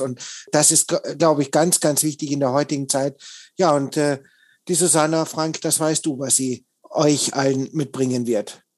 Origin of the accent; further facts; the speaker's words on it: Austria; ich bin ja gebürtiger Österreicher, also ich komme noch weiter aus dem Süden als der Michael